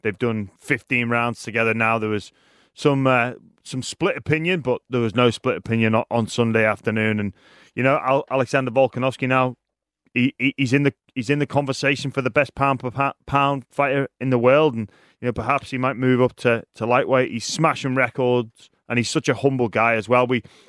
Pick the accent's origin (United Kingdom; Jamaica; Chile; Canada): United Kingdom; England; now in Sydney, Australia; I'm English.